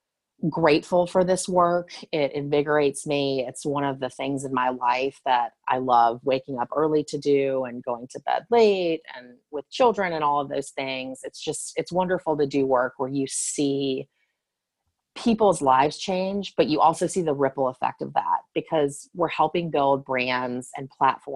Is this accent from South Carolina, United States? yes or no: yes; Charleston, South Carolina, United States; I'm from Charleston, South Carolina